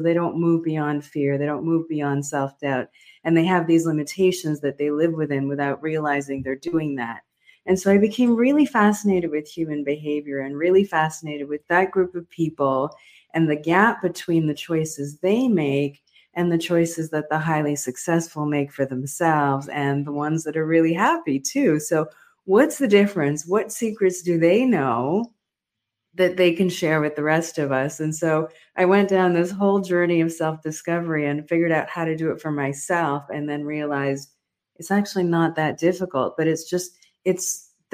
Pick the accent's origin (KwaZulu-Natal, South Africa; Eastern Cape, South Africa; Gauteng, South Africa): Eastern Cape, South Africa; Near Port Elizabeth; I was born in South Africa during a very difficult time